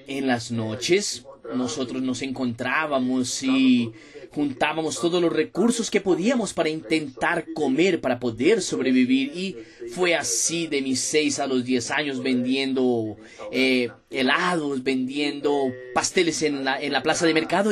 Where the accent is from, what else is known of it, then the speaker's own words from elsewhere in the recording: Ladainha, Minas Gerais, Brazil; Yo soy de Minas Gerais, soy del interior de Minas Gerais, hoy tengo 27 años de edad, nacido y creado en Ladainha, ciudad de Minas Gerais